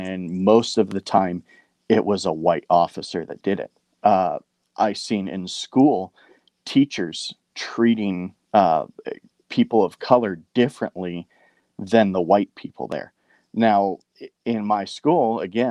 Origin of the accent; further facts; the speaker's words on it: Bellflower, California, United States; I grew up in Bellflower, California